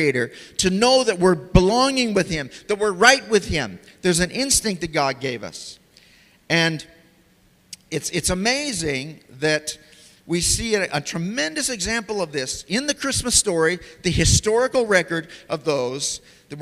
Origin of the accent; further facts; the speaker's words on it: United States; moved away; also born or lived in Tanzania; when I was growing up in America as a kid